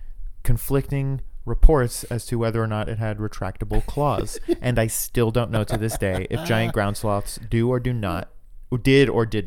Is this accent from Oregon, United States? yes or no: no; near Gainesville, Florida, United States; It's actually on the way to Gainesville, our college town, from my hometown.